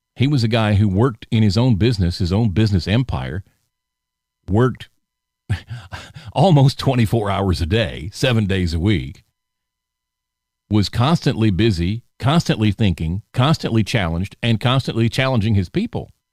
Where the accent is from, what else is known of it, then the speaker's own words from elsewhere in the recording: the South, United States; I was raised in the South, born and raised in the South